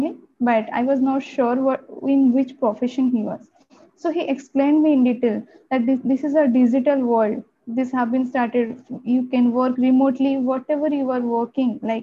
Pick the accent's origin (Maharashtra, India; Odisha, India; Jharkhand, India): Odisha, India; first language Odia; English is a second language; also born or lived in Bangalore; my hometown is in Odisha